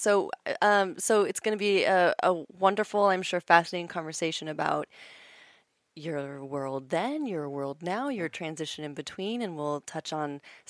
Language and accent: English; Virginia, United States; now in Los Angeles, United States